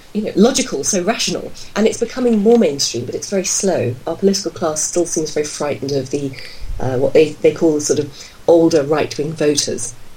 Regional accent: United Kingdom; I'm from Britain

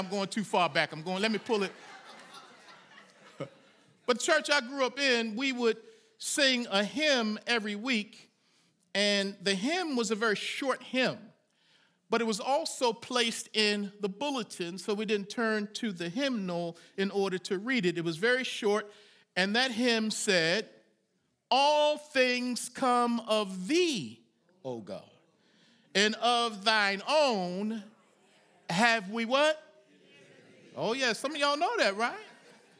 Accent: Baltimore, Maryland, United States; The church I grew up in Baltimore, Maryland

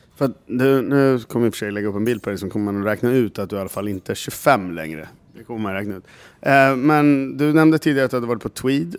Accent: Gävle, Gävleborg County, Sweden; jag kommer från Gävle. Som Gävlebo

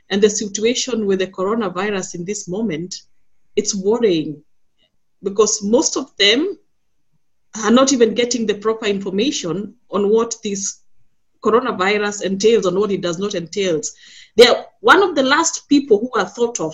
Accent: Kenya; now in Berlin, Germany; a migrant, but I am originally from Kenya

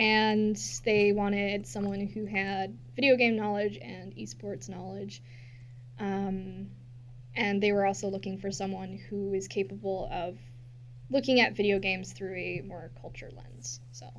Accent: Canada; also born or lived in Minnesota; now in Washington, D.C., United States; I'm Canadian

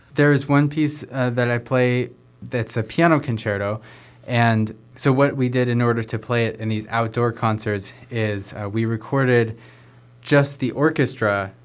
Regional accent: Sunriver, Oregon, United States; I grew up in Sun River, just a little ways south of here

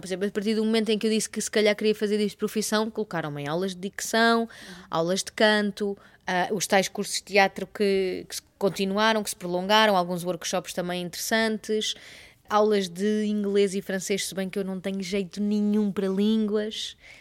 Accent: Torres Vedras, Lisbon, Portugal; sou de Torres Vedras e os meus pais não tinham aquela coisa de ir ao teatro

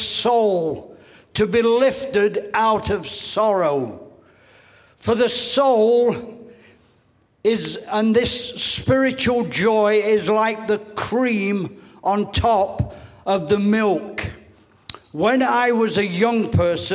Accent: England, United Kingdom; now in United States; I'm sorry to say this as an ex-Englishman. I am now Americanized, so, been Americanized a lot of years. My accent still has a lot to catch up on that.

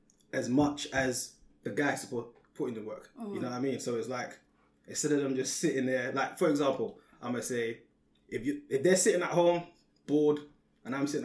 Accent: London, United Kingdom; I'm from Peckham.

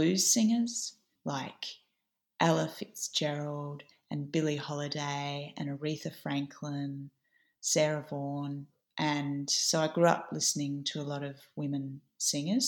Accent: Adelaide, South Australia, Australia; moved away as an adult; also born or lived in Sydney; I grew up in Adelaide in Tandanya

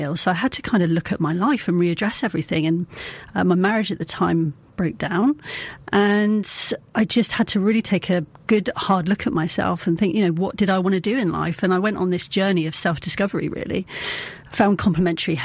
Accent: Taunton, South West England, United Kingdom; I'm from Taunton

